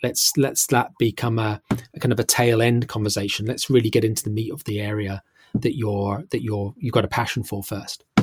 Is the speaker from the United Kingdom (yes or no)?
yes; United Kingdom; now in London, United Kingdom; I'm British and I live here in, in London